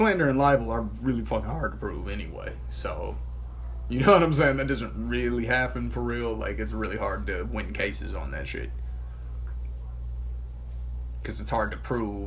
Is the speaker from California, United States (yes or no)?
no; Michigan, United States; now in Gilbert, United States; I'm not even from out here. Like, you see on my ID that it says I'm from Michigan.